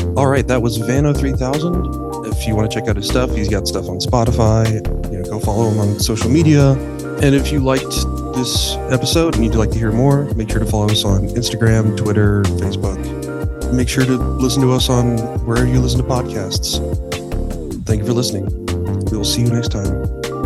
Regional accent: Texas, United States; moved away as an adult; now in United Kingdom; I grew up in Texas too

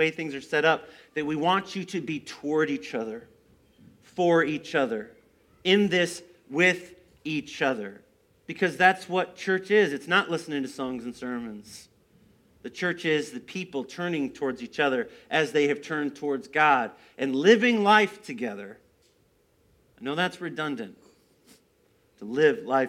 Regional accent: United States; I grew up here in the Quad Cities

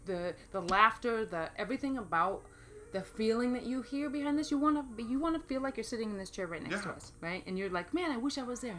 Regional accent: Maine, United States; born or raised there; moved away as an adult; also born or lived in New York City / East Coast; now in Phoenix, United States

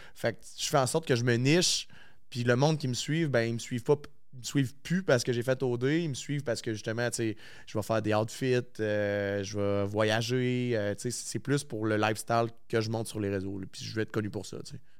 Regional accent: La Tuque, Quebec, Canada; moved away as an adult; now in Quebec City, Canada; Je suis originaire de la Tuque, fait j'ai pas de famille à Québec

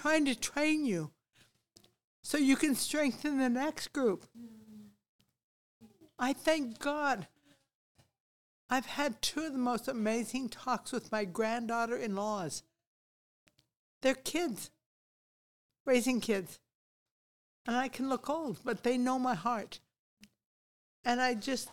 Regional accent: United States; moved away as an adult; also born or lived in Papua New Guinea; I'm an American

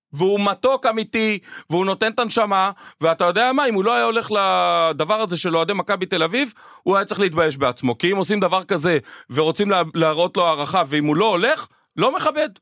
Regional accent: Israel; אנחנו ישראלים ואוהבים וציונים

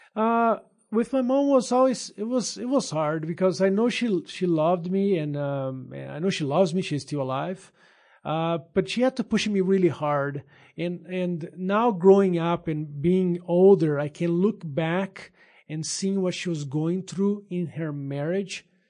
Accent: São Paulo, Brazil; English is a second language; moved away as an adult; also born or lived in Minas Gerais, Brazil; now in United States; I am originally from Brazil. Grew up there in San, the state of São Paulo.

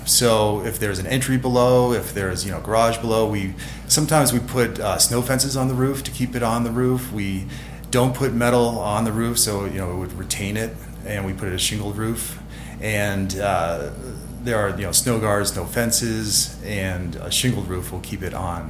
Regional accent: Stowe, Vermont, United States; moved away as an adult; Yes, well, I came out from Stowe, Vermont, and we have a lot of light snow out there. So I wanted to head west and see, you know, some of the deep snow out in the Tahoe area.

